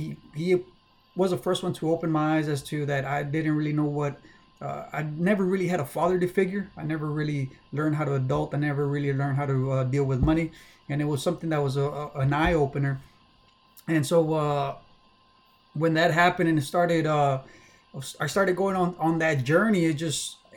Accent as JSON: {"language": "English", "region": "South Texas", "country": "United States", "tie": "born or raised there", "also_born_or_lived": "Mexico", "said": "I was born and raised in South Texas, just because everything that I know is South Texas, man. Born and raised here."}